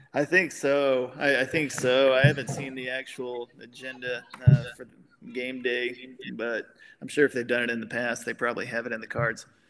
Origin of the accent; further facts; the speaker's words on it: Grand Saline, Texas, United States; also born or lived in Colorado / New Mexico; I grew up in Grand Saline, Texas